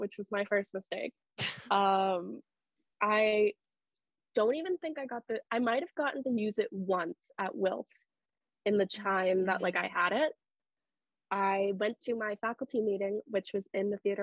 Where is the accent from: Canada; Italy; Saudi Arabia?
Canada; Sudbury, Ontario; moved away as an adult; I'm originally from Sudbury